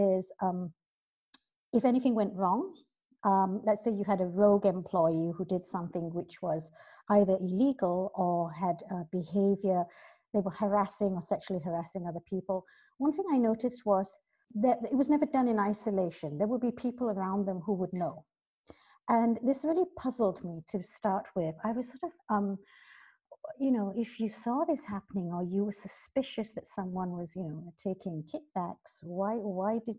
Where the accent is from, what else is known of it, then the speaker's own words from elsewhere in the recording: Malaysia; moved away as an adult; now in London, United Kingdom; I was born here in London, but I've spent most of my life both schooling and working in Malaysia